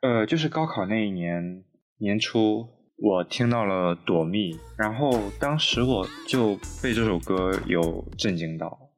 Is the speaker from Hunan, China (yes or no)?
no; Shandong, China; now in Beijing, China; 不想在老牙山东待着